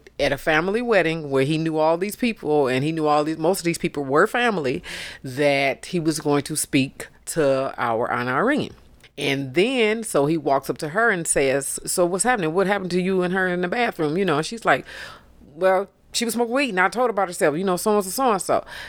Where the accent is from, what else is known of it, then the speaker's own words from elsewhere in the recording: Detroit, Michigan, United States; I'm an older Detroiter.